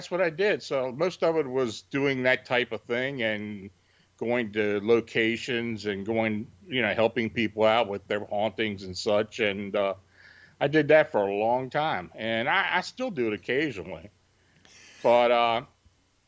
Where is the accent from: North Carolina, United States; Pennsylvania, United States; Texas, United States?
Pennsylvania, United States; near Gettysburg; I was born and raised near Gettysburg